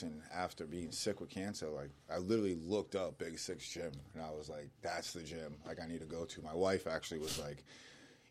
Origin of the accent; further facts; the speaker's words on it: Stoughton, Massachusetts, United States; moved away; I'm from like Stoughton, Brockton area